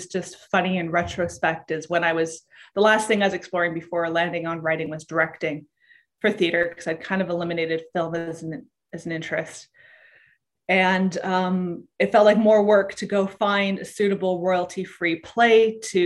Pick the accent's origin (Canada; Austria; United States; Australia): Canada; Whitehorse, Yukon; I grew up in Whitehorse, Yukon, which is a small city.